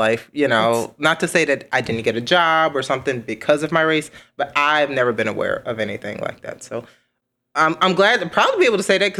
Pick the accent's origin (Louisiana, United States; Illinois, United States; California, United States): Illinois, United States; Chicago; moved away as an adult; now in Lansing, United States; I'm from the South Side of Chicago